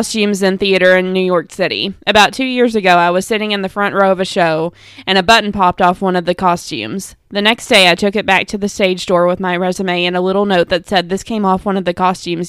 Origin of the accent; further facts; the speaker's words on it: Canada; I'm Canadian